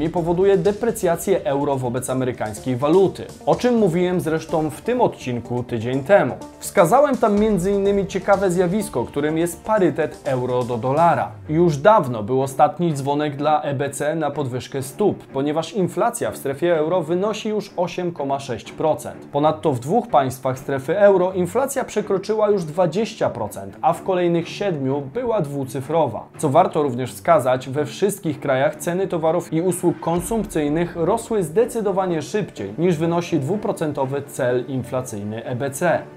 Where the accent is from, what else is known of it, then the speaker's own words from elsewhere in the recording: Koszalin, West Pomeranian Voivodeship, Poland; Tak jak mówię, ja jestem z Koszalina aż, nie?